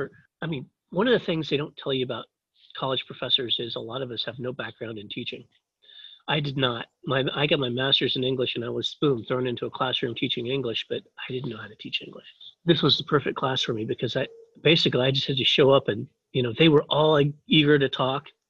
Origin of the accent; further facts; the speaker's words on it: Kansas, United States; moved away as an adult; also born or lived in Taiwan; I grew up in Kansas, farm boy sort of thing, middle of nowhere, Kansas